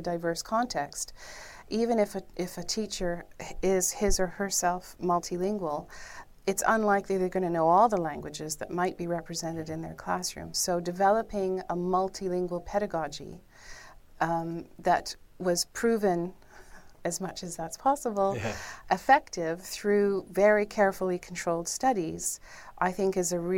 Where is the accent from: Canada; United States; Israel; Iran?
Canada; I'm from Canada